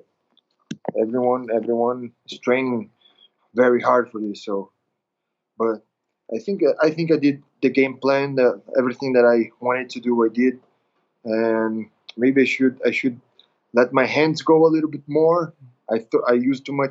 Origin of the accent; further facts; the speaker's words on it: Belém, Pará, Brazil; training here in Belém, my hometown, my home city